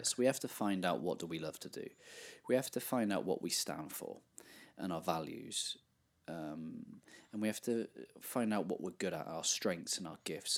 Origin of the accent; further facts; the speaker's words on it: England, United Kingdom; I grew up in England where not many young men were Christians